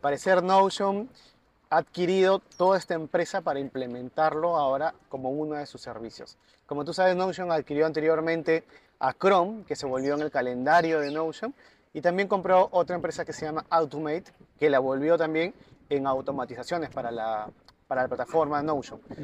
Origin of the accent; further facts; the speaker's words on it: Tumbes, Peru; also born or lived in Piura; now in Lima, Peru; yo soy de Tumbes, pero vivo en todo el norte, en Piura vivía también